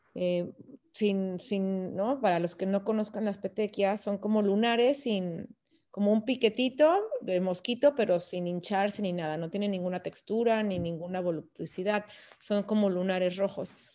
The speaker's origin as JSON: {"language": "Spanish", "town": "León", "region": "Guanajuato", "country": "Mexico", "also_born_or_lived": "Texas", "moved": "as an adult", "said": "nosotros somos de León, Guanajuato"}